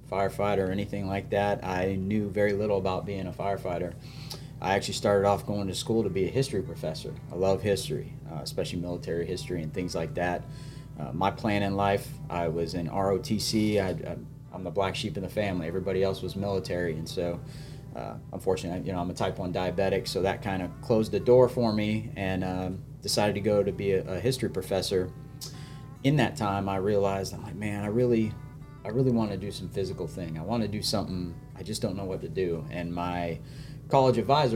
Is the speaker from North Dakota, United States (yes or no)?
yes; Grand Forks, North Dakota, United States; moved away as an adult; now in South Carolina, United States; I'm originally from Grand Forks, North Dakota